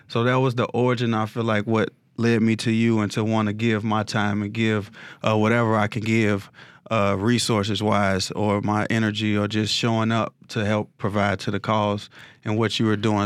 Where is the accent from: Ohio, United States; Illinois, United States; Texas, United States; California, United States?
Illinois, United States; Chicago; I grew up, uh, in the war zone area in South Side of Chicago